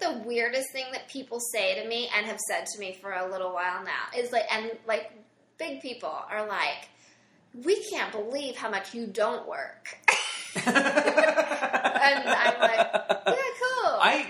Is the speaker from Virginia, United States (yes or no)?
no; Mount Vernon, Illinois, United States; Southern Illinois, Mount Vernon.